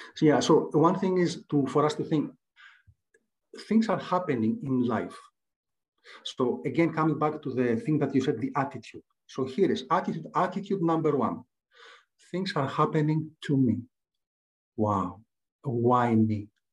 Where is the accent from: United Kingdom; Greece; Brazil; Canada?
Greece; English is a second language; I was uh, born and raised in Greece. You can tell from my accent.